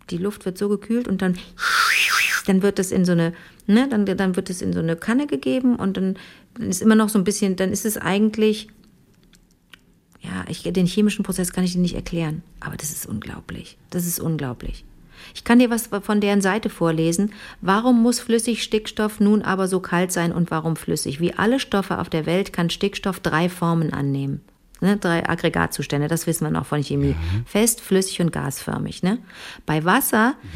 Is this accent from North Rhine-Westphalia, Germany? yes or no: yes; Cologne, North Rhine-Westphalia, Germany; da komme ich aus Köln und komme mir so vor wie, so, wie die Trine vom Land